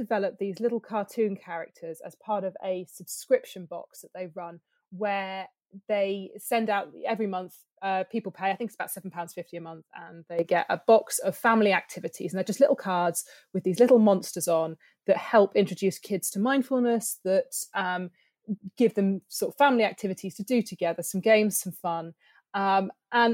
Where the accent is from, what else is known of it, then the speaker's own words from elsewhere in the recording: near Bristol, South West England, United Kingdom; I grew up near Bristol